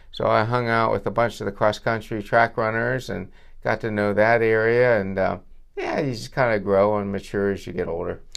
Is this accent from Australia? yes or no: no; Vernon Township, Pennsylvania, United States; I grew up in Verner Township